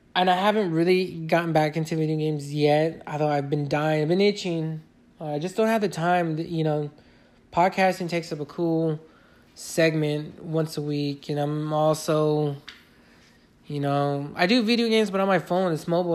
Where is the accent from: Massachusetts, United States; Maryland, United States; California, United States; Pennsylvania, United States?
California, United States; Fontana; I've worked in my hometown, Fontana